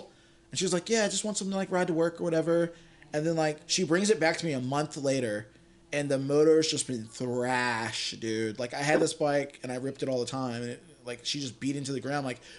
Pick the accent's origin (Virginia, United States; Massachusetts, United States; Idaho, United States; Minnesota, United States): Virginia, United States; I'm from Virginia.